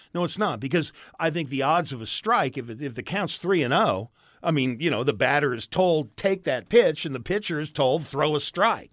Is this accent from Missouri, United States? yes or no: yes; St. Louis, Missouri, United States; I grew up around Saint Louis